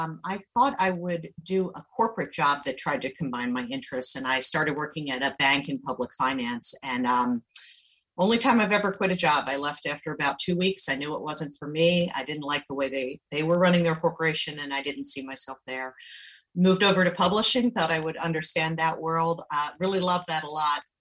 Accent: Baltimore, Maryland, United States; accent: Maryland; moved away; also born or lived in Long Island; I have a little bit of a Maryland accent, and that's because I'm from Baltimore. Had a really happy childhood there

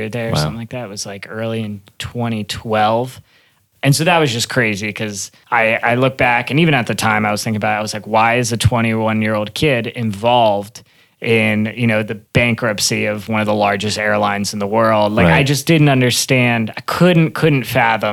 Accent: Maryland, United States; I grew up in Maryland, probably about an hour outside the D.C. area.

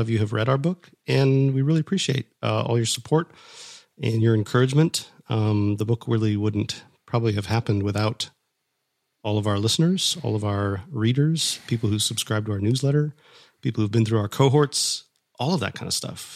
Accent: Minnesota, United States; moved away; I grew up in Minnesota

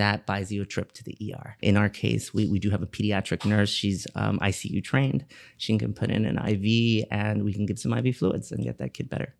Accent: Miami, Florida, United States; I was born and raised here in Miami, Florida

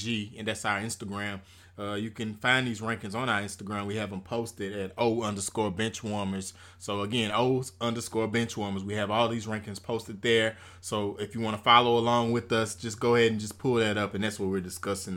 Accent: Zachary, Louisiana, United States; I'm from Zachary, Louisiana, a Louisiana guy

